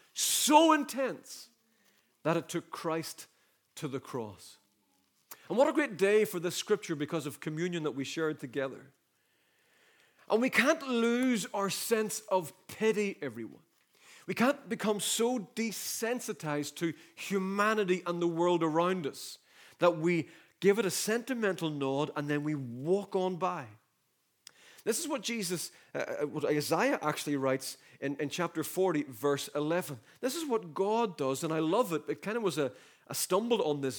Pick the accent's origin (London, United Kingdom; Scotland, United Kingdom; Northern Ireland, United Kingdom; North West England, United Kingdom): Northern Ireland, United Kingdom; the North; I remember growing up in the Troubles in the North. I was born in 73